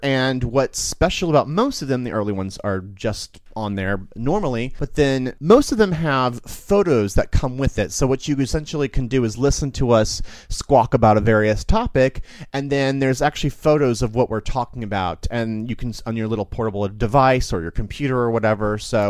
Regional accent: New York City, New York, United States; as a New Yorker, I've seen some of the greatest music acts that I've ever been witness to in my life here.

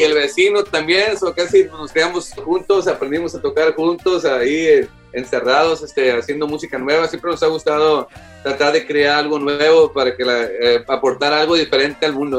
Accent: Houston, Texas, United States; somos de Houston

